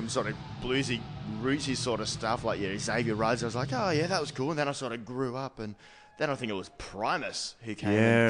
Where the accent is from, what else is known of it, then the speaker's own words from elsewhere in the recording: Poowong, Victoria, Australia; Poo-wong, South Gippsland.